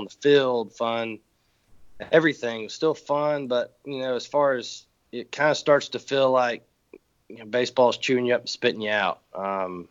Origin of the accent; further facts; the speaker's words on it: LaGrange, Georgia, United States; my hometown in LaGrange, Georgia